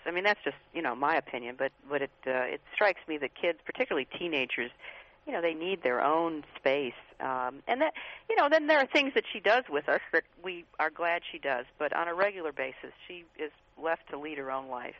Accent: Midwest, United States; I grew up in the Midwest

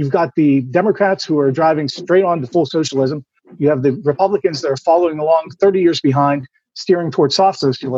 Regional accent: Pittsburgh, Pennsylvania, United States; I'm a guy from Pittsburgh, Pennsylvania.

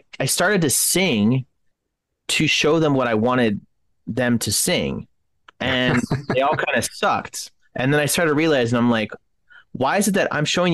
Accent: Canada; now in United States; I'm Canadian myself. I was born in Canada along with my brothers and my mom and my dad, but we were able to get American citizenship here, but all of my family lives in Canada

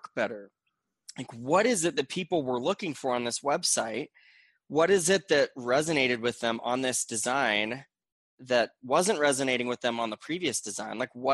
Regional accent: Gilbert, Arizona, United States; moved away as an adult; now in Utah, United States; I grew up in Gilbert, Arizona, from the Phoenix Valley, and moved to Utah, where I currently live, when I was about 21

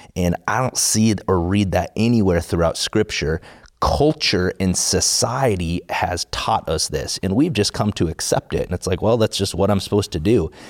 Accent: South Dakota, United States; I grew up in South Dakota

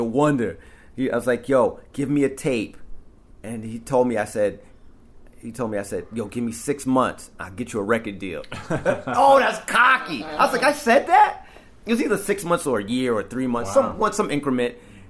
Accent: Amityville, New York, United States; Yeah, in Amityville. Yeah. Yep. And so, yeah, that's the link between me and Newkirk. It's like I've known him since then.

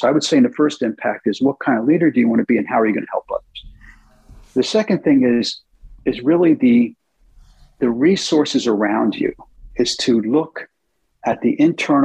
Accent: United States; moved away as an adult; also born or lived in United Kingdom; as an American CEO

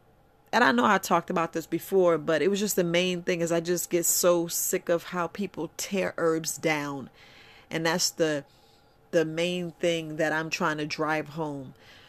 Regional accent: Bronx, New York, United States; like I was raised in the Bronx, New York, so you don't really hear anybody tell me, oh, I got a garden

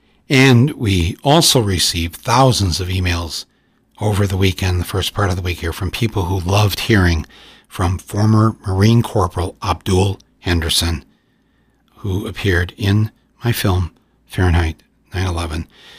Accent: Ireland; I said, yeah, I'm supposed to drink because I'm Irish.

